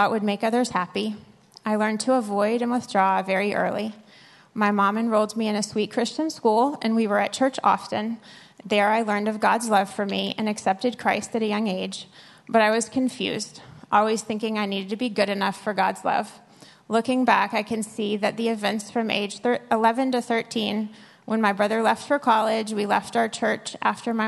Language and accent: English; New Orleans, Louisiana, United States; I, too, am from New Orleans. I grew up with a single mom